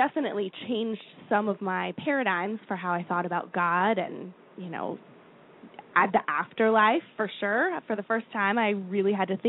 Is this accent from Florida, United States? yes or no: yes; Florida, United States; now in Philadelphia, United States; I love Florida. I grew up in Florida. I got great treatment in Florida.